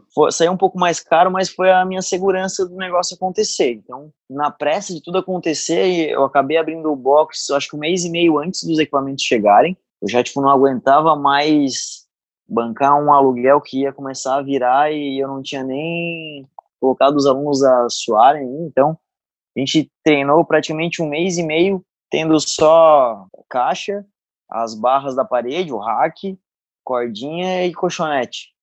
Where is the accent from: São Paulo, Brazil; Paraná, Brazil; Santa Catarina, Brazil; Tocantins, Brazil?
Santa Catarina, Brazil; Araranguá; moved away; also born or lived in Florianópolis; Nasci em Arananguá, subestado aqui de Santa Catarina